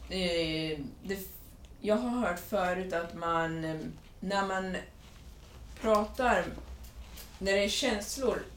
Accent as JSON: {"language": "Swedish", "country": "Sweden", "moved": "yes", "lives_now": "Orange County, United States"}